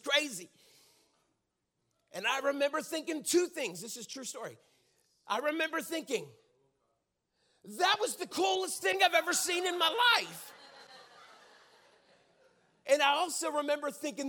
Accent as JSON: {"language": "English", "town": "Pittsburgh", "region": "Pennsylvania", "country": "United States", "tie": "born or raised there", "moved": "yes", "said": "I grew up in Pittsburgh, Pennsylvania. And so grew up right in the city"}